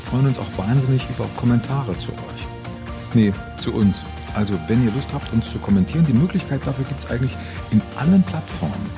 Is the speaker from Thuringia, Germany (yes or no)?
yes; Thuringia, Germany; meine Heimat Thüringen